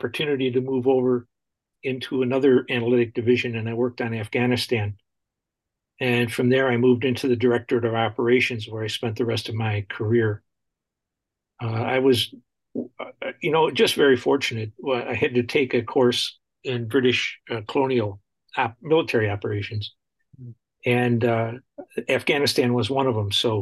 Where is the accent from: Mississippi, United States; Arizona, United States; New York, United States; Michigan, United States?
New York, United States; Buffalo; I grew up in Buffalo, New York